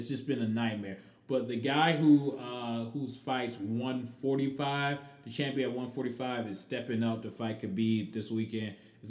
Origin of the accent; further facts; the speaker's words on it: Cleveland, Ohio, United States; Obviously, I'm from Ohio and from Cleveland